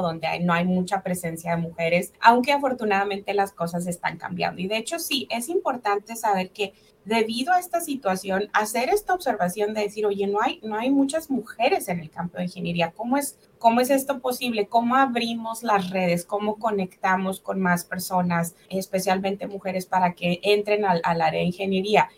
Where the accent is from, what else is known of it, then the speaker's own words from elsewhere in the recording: Delicias, Chihuahua, Mexico; moved away as an adult; also born or lived in Mexico City / Ciudad Juárez; now in Ohio, United States; yo nací en la Ciudad de México, de hecho. Y a los seis meses de edad, mis papás se mudan a, Chihuahua, a una colonia rural ah, llamada Colonia Terrazas, en Delicias, Chihuahua. Y bueno, ahí, ahí crecí